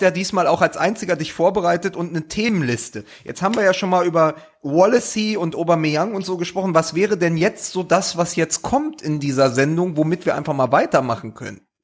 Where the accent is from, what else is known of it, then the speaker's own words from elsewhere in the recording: Berlin, Germany; ich auch als Berliner